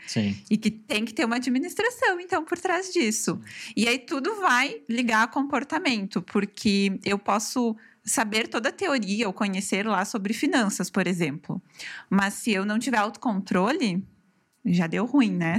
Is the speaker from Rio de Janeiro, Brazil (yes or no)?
no; Farroupilha, Rio Grande do Sul, Brazil; E sou natural aqui de Farroupilha, sempre uhum. morei aqui